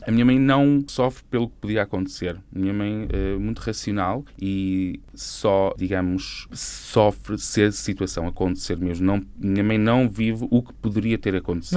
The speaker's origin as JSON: {"language": "Portuguese", "town": "Constantim", "region": "Vila Real District", "country": "Portugal", "tie": "born or raised there", "also_born_or_lived": "Silves, Algarve", "moved": "as an adult", "said": "gosto sempre de ir a Constantin, onde nasci"}